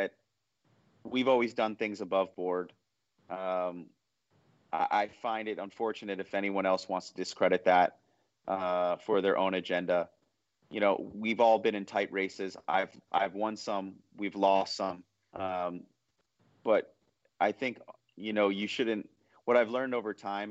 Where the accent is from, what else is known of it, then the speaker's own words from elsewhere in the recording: New York City, New York, United States; I was born in 1981 in New York City